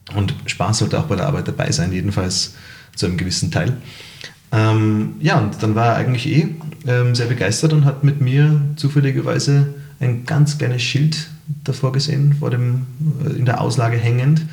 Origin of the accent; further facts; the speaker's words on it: Salzburg, Austria; als äh, Salzburger